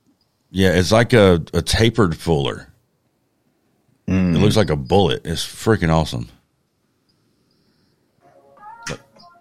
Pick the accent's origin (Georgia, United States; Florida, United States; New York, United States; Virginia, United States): Georgia, United States; South Georgia.